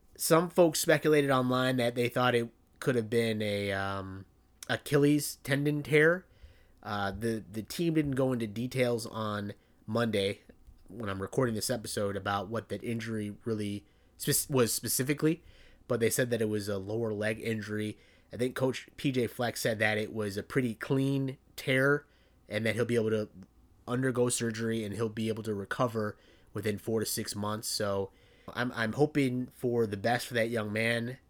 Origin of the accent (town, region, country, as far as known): Naperville, Illinois, United States; born or raised there